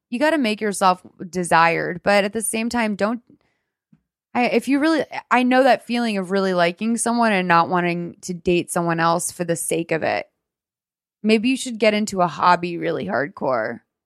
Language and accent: English; Lexington, Massachusetts, United States; also born or lived in Marshfield, Massachusetts; I grew up in Lexington, but I spent my summers in Marshfield